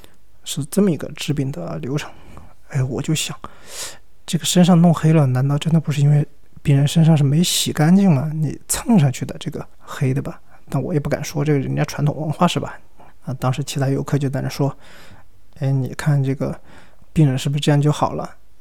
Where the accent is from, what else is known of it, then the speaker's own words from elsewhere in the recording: Sichuan, China; 咱们四川人